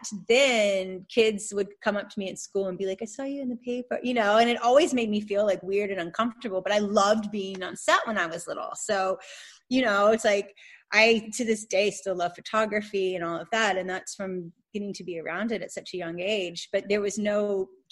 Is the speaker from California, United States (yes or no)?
no; Atlanta, Georgia, United States; now in South Carolina, United States; we used to live down the street from each other in Atlanta when we were growing up in Buckhead